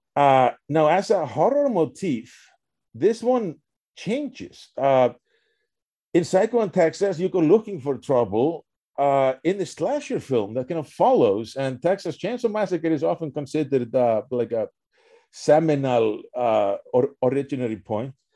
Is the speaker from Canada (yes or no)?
no; Reykjavik, Capital Region, Iceland; moved away; also born or lived in Wisconsin; I was born in Reykjavik